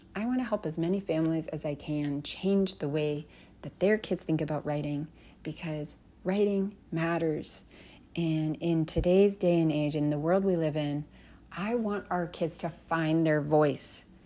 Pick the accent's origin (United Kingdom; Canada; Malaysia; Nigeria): Canada; When I was growing up in Canada